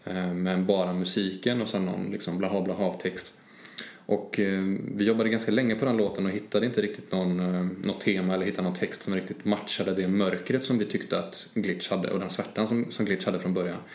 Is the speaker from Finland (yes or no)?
no; Trollhättan, Västra Götaland, Sweden; jag kommer ju från Trollhättan, jag kommer mm. från Skogsöden.